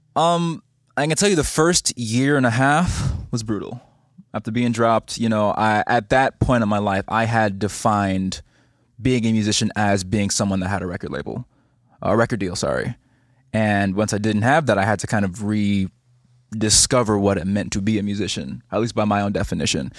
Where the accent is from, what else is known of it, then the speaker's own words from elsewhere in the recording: Barbados; moved away as an adult; also born or lived in New York; now in Los Angeles, United States; I'm from Barbados